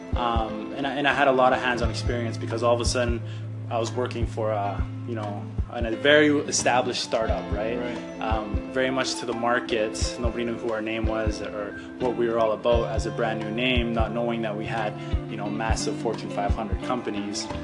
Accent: Saskatoon, Saskatchewan, Canada; moved away as an adult; now in Toronto, Canada; I grew up in Saskatoon

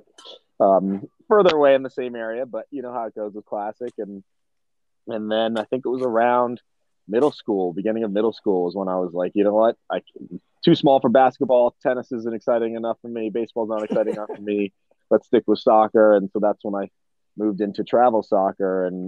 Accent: Bethesda, Maryland, United States; grew up in D.C., just outside D.C. We like to start with saying we are from D.C. just because that were pinpoints, but just outside D.C. in Maryland, in Bethesda suburb.

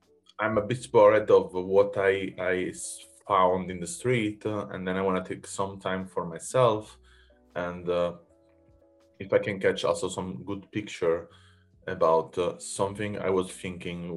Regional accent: a village close to Naples, Campania, Italy; now in Berlin, Germany; I'm from Naples, so a village close to Naples in Italy. And when I moved in Berlin

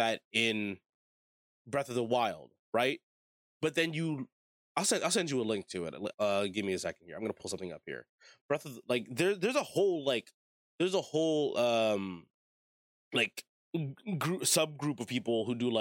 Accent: United States; I was born and raised in America

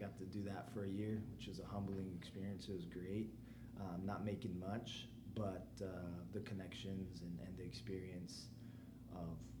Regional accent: Fresno, California, United States; also born or lived in San Jose, California; born in San Jose, California, Santa Clara to be specific, but grew up in Fresno

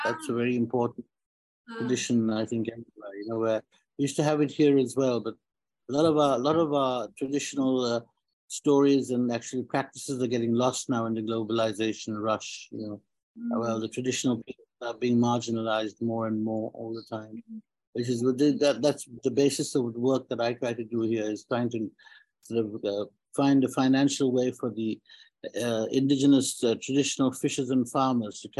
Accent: Sri Lanka; I live in Sri Lanka. I'm from Sri Lanka.

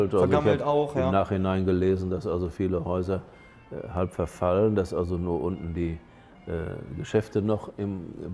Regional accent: Germany; Ja, ich sage, ich komme aus Deutschland, ich bin Weihbischof in Paderborn.

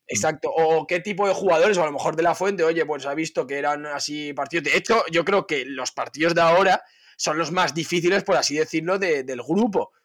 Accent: Spain

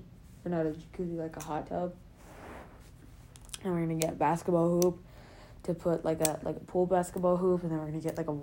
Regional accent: California, United States; I'm from California, man.

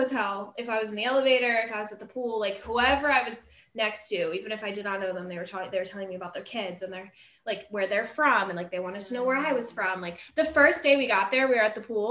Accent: Philadelphia, Pennsylvania, United States; we're from Philly

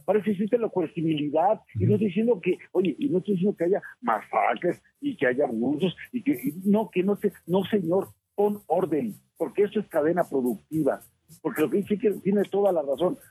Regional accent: Mexico; como mexicanos

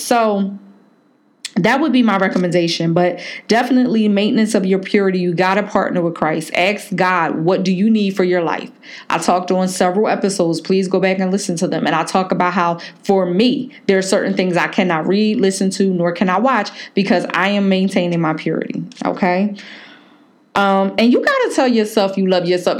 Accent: Philadelphia, Pennsylvania, United States; moved away; My girl Jazz up in Philly, um, you know, from my hometown

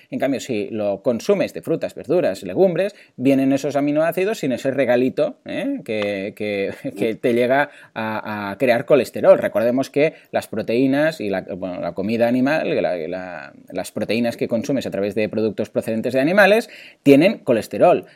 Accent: Mataró, Catalonia, Spain; yo ya sabéis que soy de Mataró

